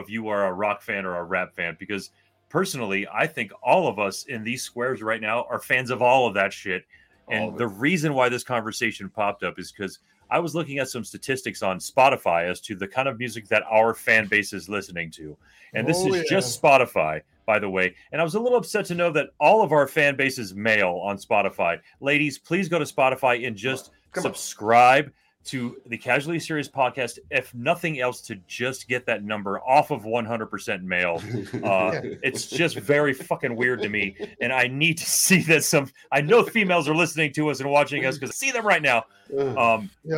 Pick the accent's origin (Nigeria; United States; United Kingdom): United States; South Florida; We had to deal with a lot of gang culture growing up in South Florida at the time